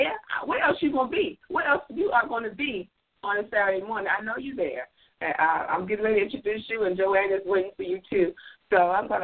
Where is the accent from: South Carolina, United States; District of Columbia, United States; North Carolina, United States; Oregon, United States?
District of Columbia, United States; Washington; I am from Washington, D.C., not Chicago, not Atlanta, not New York. I am from Washington, D.C.